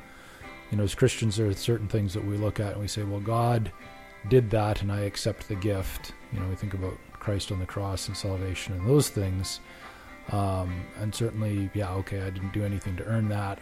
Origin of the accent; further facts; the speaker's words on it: Regina, Saskatchewan, Canada; I am from Regina, Saskatchewan.